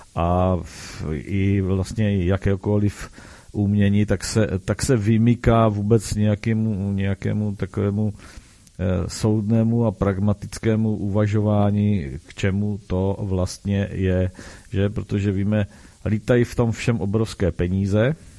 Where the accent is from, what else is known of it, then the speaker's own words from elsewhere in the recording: Brno, South Moravian Region, Czechia; u nás v Brně